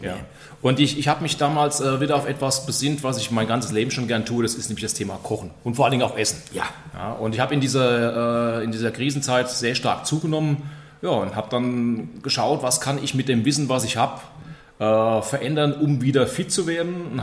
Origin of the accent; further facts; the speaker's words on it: Königstetten, Lower Austria, Austria; Hier äh, in Königstetten, wo ich aufgewachsen bin